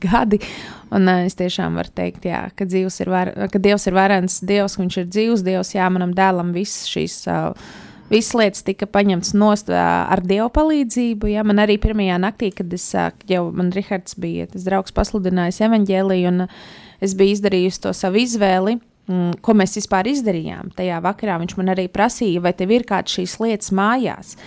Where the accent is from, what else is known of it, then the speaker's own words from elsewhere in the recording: Latvia; mēs taču esam latvieši